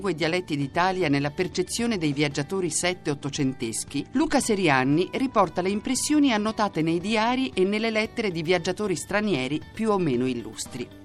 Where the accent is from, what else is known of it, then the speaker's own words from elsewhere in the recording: Croatia; Italian is a second language; now in Bologna, Italy; Vengo dalla Croazia